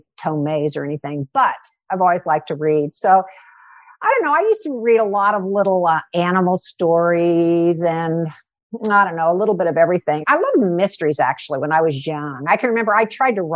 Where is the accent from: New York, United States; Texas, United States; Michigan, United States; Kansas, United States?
Kansas, United States; also born or lived in Kentucky; My father was a Methodist minister, so he got an assignment in Kansas when I was four. So we moved to Kansas at that time.